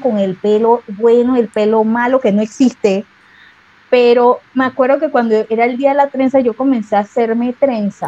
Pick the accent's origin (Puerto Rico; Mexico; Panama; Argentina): Panama; como buena panameña yo tengo de todos lados